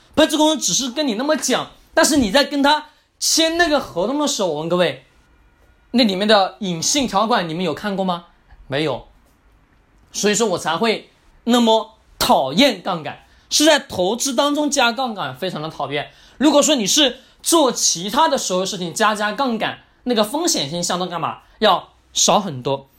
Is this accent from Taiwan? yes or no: no; China; 所以说我们中国人总喜欢听专家的话语啊